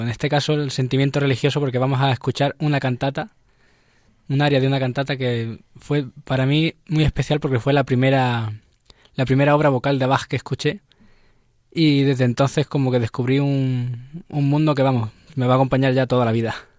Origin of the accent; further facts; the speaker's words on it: Seville, Andalusia, Spain; now in Madrid, Spain; De Sevilla